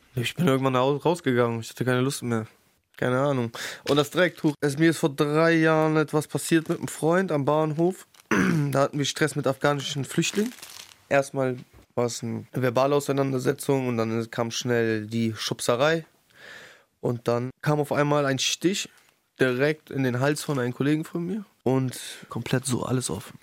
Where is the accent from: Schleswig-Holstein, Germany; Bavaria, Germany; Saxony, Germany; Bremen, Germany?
Bremen, Germany; Ich bin in Findorf aufgewachsen